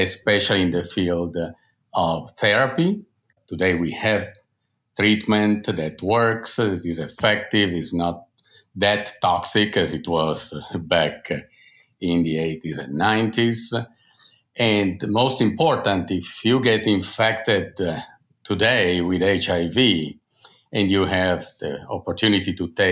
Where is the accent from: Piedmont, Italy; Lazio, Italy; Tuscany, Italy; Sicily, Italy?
Piedmont, Italy; Turin; moved away as an adult; now in United States; I'm an Italian doctor and scientist, and now an American citizen, but I grew up in Torino, Italy